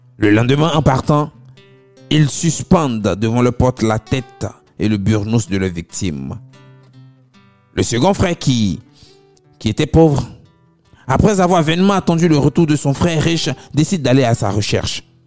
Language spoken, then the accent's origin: French; Abobo, Abidjan, Côte d’Ivoire; chez nous, à Abobo